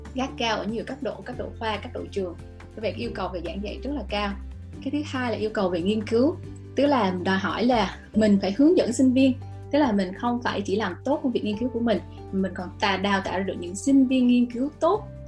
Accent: Vietnam; moved away as an adult; now in United States; phụ nữ mình mà từ Việt Nam sang

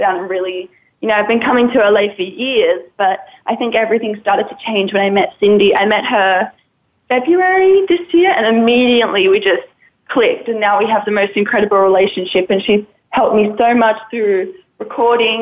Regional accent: Australia; moved away; I was brought up in Australia

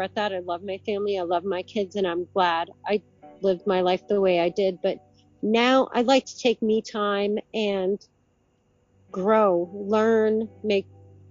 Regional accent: Vermont, United States; I'm from Vermont

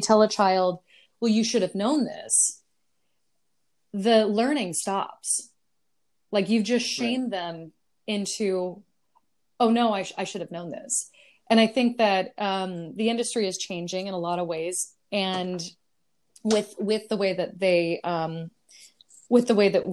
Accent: California, United States; now in Brooklyn, United States; I'm from California originally

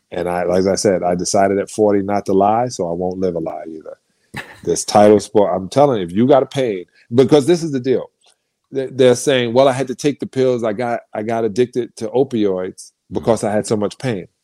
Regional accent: United States; I'm an American

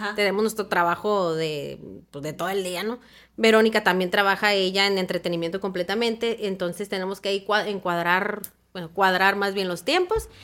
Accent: Hermosillo, Sonora, Mexico

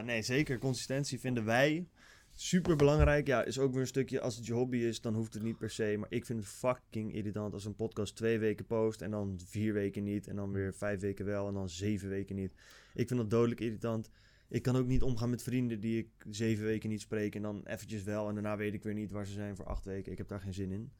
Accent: Netherlands

